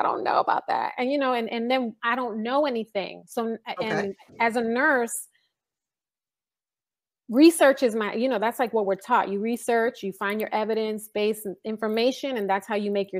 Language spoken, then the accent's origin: English; New York City, New York, United States; now in California, United States; I grew up in the Bronx